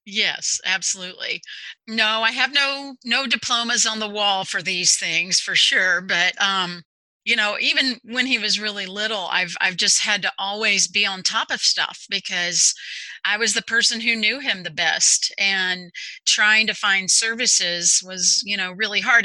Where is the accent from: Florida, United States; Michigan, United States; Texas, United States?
Texas, United States; now in Overland Park, United States; I am from Texas originally. I'm a native Texan and very proud of that currently live in Overland Park, Kansas.